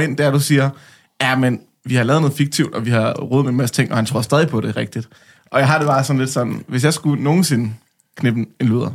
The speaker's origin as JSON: {"language": "Danish", "area": "Lolland", "region": "Zealand", "country": "Denmark", "said": "jeg er fra Lolland"}